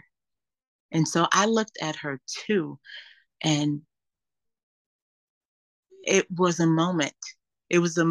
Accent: Los Angeles, California, United States; also born or lived in Louisiana; When I grew up in Los Angeles

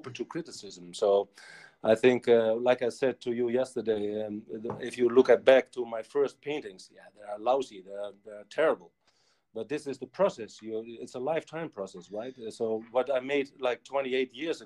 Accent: Netherlands; I'm from Holland

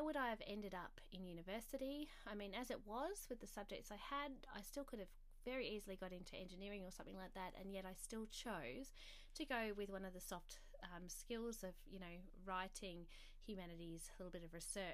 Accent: South Australia, Australia; I grew up in South Australia

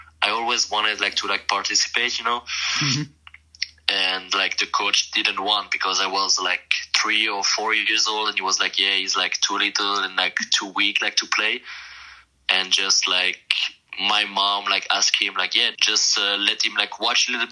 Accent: Biel/Bienne, Bern, Switzerland; first language French; English is a second language; moved away as an adult; also born or lived in San Jose; where like I grew up, like my hometown Bien

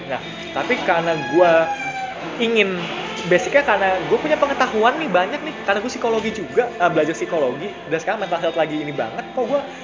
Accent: Bekasi, West Java, Indonesia; moved away; also born or lived in Semarang; teman SMA gue, karena gue dari Bekasi

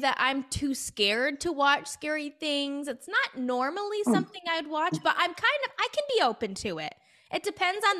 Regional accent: Ohio, United States; moved away as an adult; now in Los Angeles, United States; I was born and raised in Ohio, which is pretty far from California

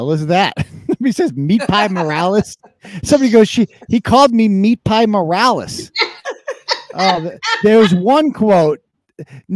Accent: Worcester, Massachusetts, United States; I'm originally from Worcester, Massachusetts

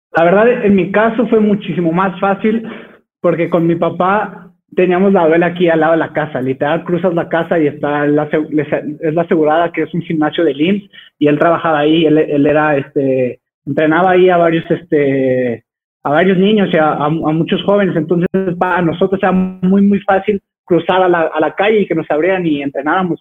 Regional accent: Texcoco, State of Mexico, Mexico; soy originario de Texcoco

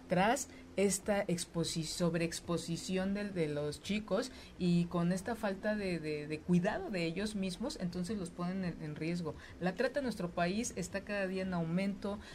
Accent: Mexico; esta educación tan polarizada que tenemos como mexicanas, como mexicanos

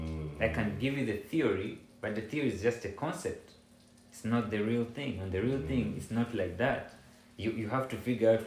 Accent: Ghana; I, as a Ghanaian

